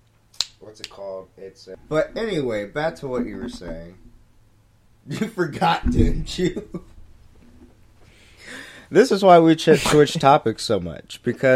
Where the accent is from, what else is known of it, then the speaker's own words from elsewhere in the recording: Cincinnati, Ohio, United States; first language English; I grew up in Pleasant Ridge, and that was pretty nice over there.